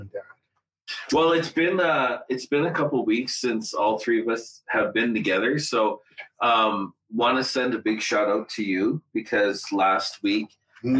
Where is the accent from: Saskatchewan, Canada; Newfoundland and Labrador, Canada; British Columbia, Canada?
Saskatchewan, Canada; Gordon's First Nation; I'm actually from uh, Gordon's First Nation uh, in Saskatchewan